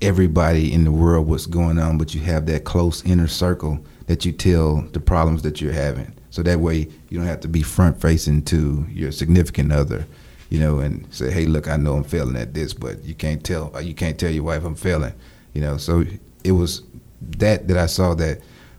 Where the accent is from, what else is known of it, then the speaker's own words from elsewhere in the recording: Louisiana, United States; I'm from Louisiana, small town.